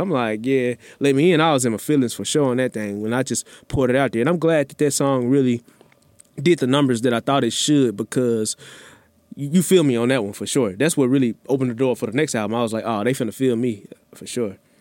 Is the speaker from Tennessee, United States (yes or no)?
yes; Memphis, Tennessee, United States; now in Houston, United States; growing up in Memphis